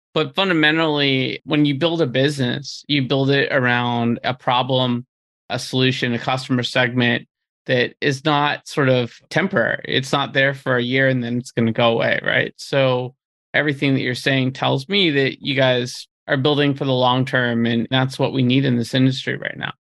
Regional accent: Peabody, Massachusetts, United States; about 30 minutes north of Boston

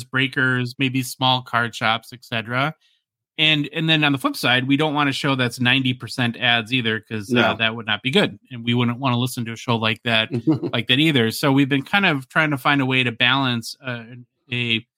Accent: Hibbing, Minnesota, United States; moved away; my hometown, Hibbing, Minnesota

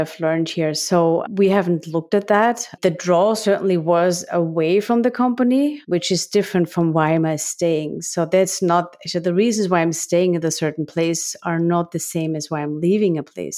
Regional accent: Graz, Styria, Austria; accent: Austrian; English is a second language; now in United States; The accent that you all, uh, discover is because I'm from Austria, living in the U S.

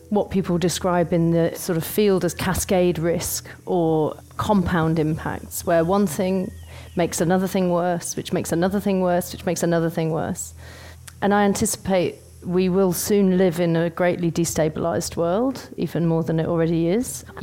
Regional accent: United Kingdom; now in London, United Kingdom; I'm from the UK. I live in London. I'm not from London but I lived there quite a long time.

